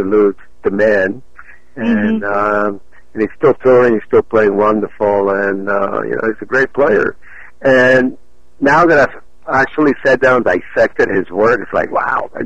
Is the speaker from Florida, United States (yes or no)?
yes; Miami, Florida, United States; also born or lived in Cuba; growing up in Miami and myself being a Cuban immigrant, we came to the United States in 1961